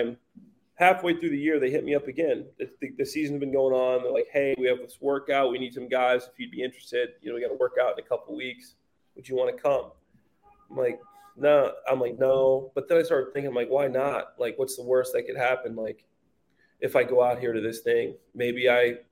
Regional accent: Chicago, Illinois, United States; I'm from Chicago

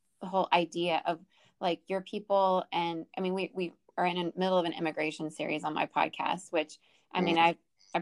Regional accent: Venezuela; I grew up in Venezuela.

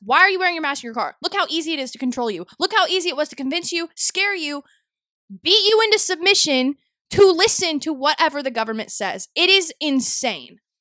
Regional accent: North Texas, United States; my hometown middle school, along with a lot of different towns in Texas, North Texas, Dallas, Fort Worth area specifically

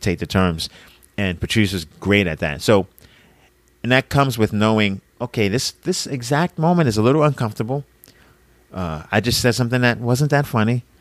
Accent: New York, United States; moved away; also born or lived in Boston; I'm from New York, but I lived in Boston

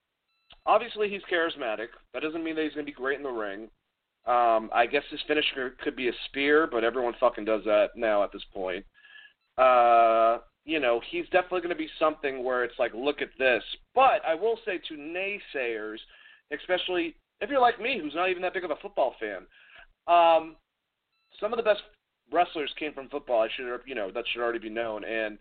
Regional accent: Boston, Massachusetts, United States; I'm actually from here. Like, I'm from Boston.

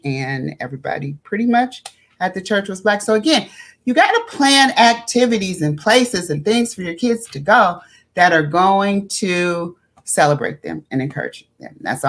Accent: New York, United States; now in Los Angeles, United States; we came from Harlem, and Harlem was Black and blackity black, black at that time.

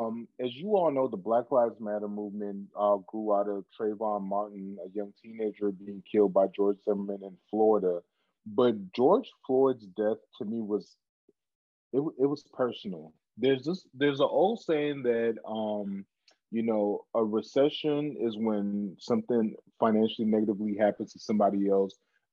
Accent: Cameroon; Back in Cameroon, where my home country, where I'm from, they were having Black Lives Matter protests in Cameroon, a 98% majority Black community.

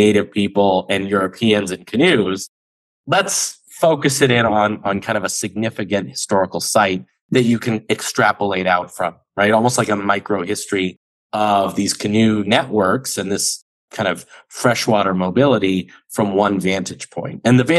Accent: Ohio, United States; growing up in Ohio, I lived very close to the Great Lakes.

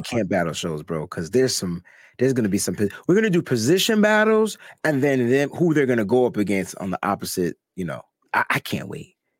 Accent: Connecticut, United States; I'm from Connecticut

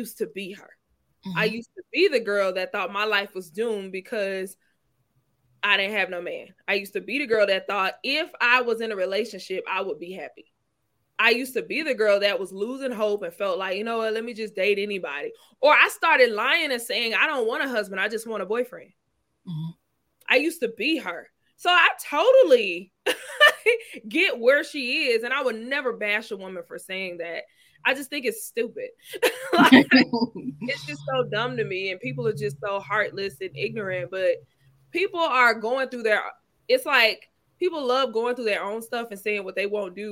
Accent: Mississippi, United States; moved away; I'm from Mississippi.

